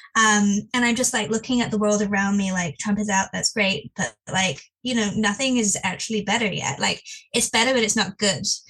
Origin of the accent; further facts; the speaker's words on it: England, United Kingdom; now in Missouri, United States; in England, we all go about not speaking to each other and keeping your head down